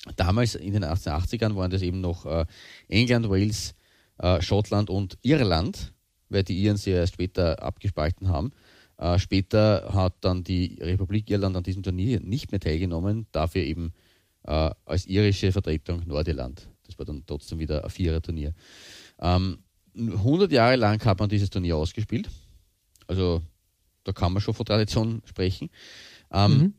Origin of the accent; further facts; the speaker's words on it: Austria; bei uns in Österreich